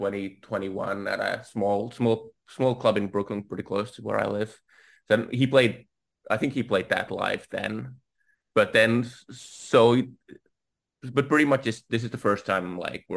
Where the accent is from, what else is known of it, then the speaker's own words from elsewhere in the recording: Finland; I'm from Finland